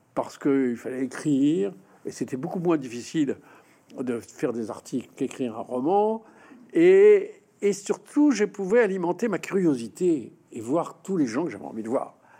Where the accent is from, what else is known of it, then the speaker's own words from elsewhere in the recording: France; la France nous a imprégnés